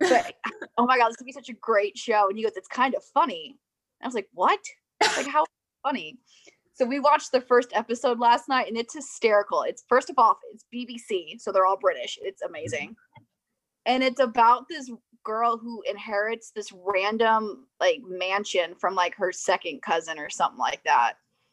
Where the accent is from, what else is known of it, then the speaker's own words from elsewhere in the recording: Springfield, Illinois, United States; also born or lived in Jacksonville; So I grew up in Springfield and then went to Jacksonville for school.